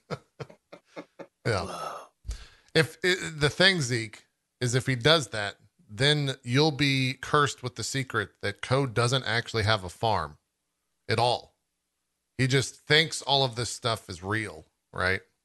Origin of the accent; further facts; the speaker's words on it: Texas, United States; growing up in Texas